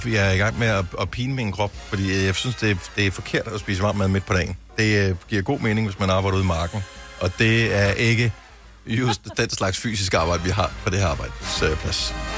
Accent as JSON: {"language": "Danish", "country": "Denmark", "said": "Vi danskere"}